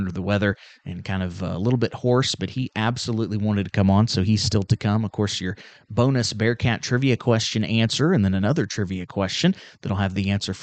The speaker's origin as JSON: {"language": "English", "town": "Union Star", "region": "Missouri", "country": "United States", "tie": "born or raised there", "said": "I'm from Union Star"}